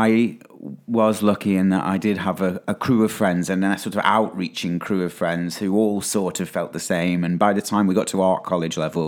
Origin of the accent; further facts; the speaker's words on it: Stoke-on-Trent, West Midlands, United Kingdom; I'm from Stoke-on-Trent